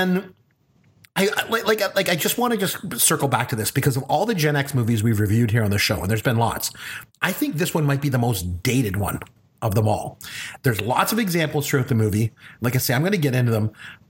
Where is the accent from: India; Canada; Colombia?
Canada; I'm a Canadian